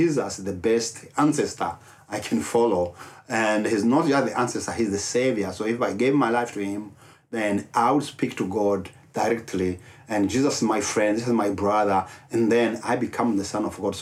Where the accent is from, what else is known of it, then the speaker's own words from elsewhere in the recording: Rwanda; English is a second language; moved away as an adult; now in Dallas, United States; I'm from Rwanda. I was born and raised up in Rwanda.